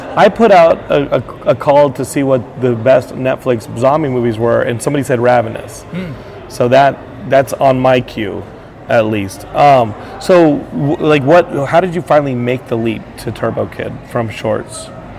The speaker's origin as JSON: {"language": "English", "region": "Texas", "country": "United States", "said": "Because as a Texan, it sounds like it would just be cold all the time and people walking around."}